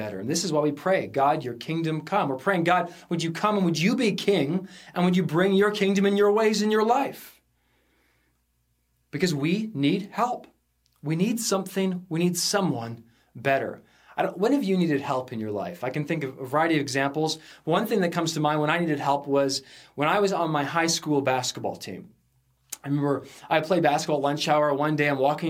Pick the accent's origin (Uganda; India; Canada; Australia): Canada; Sunshine Coast, British Columbia; I grew up in the Sunshine Coast, small high school. We came over on the ferry to come to the big city of Vancouver